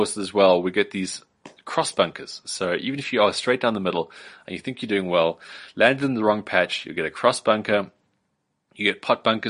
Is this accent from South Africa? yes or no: yes; South Africa; as a South African